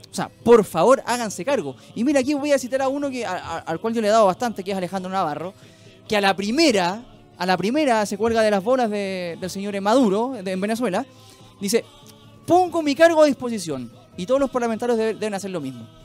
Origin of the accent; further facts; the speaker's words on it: Chile; no solo como programa, ¿ah? sino como sociedad, como ciudadanos chilenos.